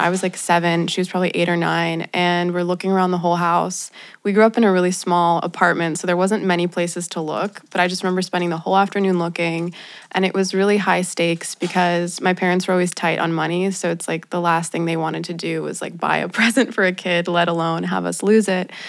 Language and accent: English; Los Angeles, California, United States; I'm from Los Angeles, and I grew up in a very spiritual household